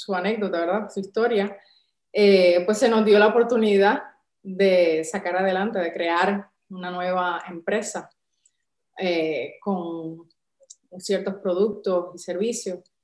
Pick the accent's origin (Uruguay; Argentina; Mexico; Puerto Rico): Puerto Rico; San Juan; moved away as an adult; now in Málaga, Spain; si notas quizás por nuestro acento, pues no, somos de aquí, de España, originarios de España, somos de San Juan de Puerto Rico